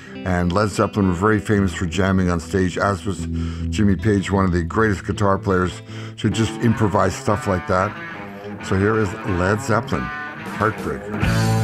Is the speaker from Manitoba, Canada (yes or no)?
yes; Winnipeg, Manitoba, Canada; growing up in Winnipeg, which is what I did, a very fortunate place to be born in the 40s